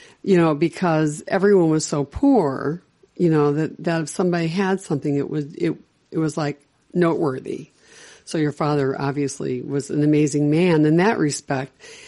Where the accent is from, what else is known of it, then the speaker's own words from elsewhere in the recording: Chicago, Illinois, United States; also born or lived in the South; I was raised in Chicago, but I did live for 2 years in the South when I was a child